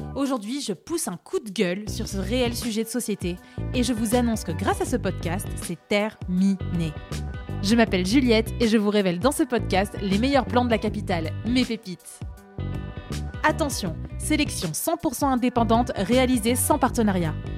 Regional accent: Paris, Île-de-France, France; je suis parisienne, pur produit parisien, moi. Je suis née à Paris, j'ai vécu à Paris, j'ai jamais quitté Paris

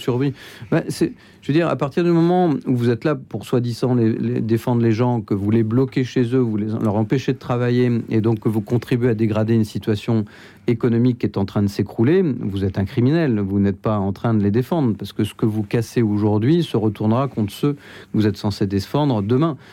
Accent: Flers, Normandy, France; je suis né à Flers dans l'Orne

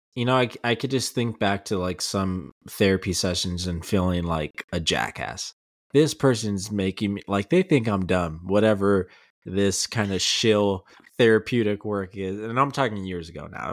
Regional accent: El Paso, Texas, United States; growing up in El Paso

